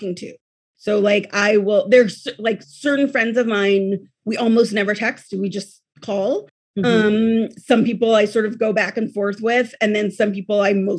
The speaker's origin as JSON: {"language": "English", "town": "Oakland", "region": "California", "country": "United States", "tie": "born or raised there", "said": "I grew up here."}